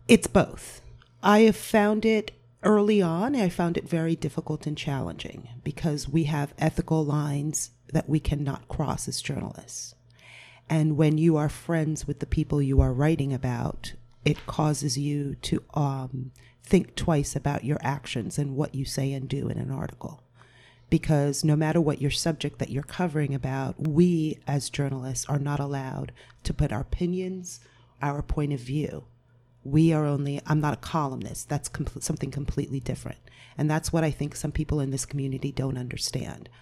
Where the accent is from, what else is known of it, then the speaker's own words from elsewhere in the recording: Point Pleasant Beach, New Jersey, United States; moved away as an adult; also born or lived in Cape Cod, Massachusetts; I'm from Point Pleasant Beach